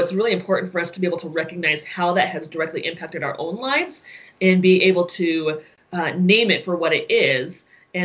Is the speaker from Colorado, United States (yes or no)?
yes; Colorado Springs, Colorado, United States; I grew up in Colorado Springs, very much contained in a Christian bubble